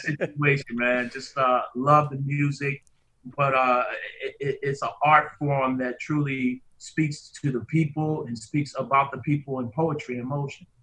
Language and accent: English; New York City, New York, United States; also born or lived in Harlem, New York / The Bronx, New York; I was born in Harlem in Harlem, New York, Harlem Hospital, but also uh, spent a time and was raised some spent some time up in the Bronx.